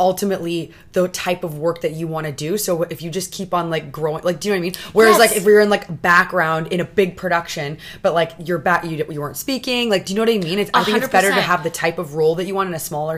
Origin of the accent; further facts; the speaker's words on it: Toronto, Ontario, Canada; I'm from Toronto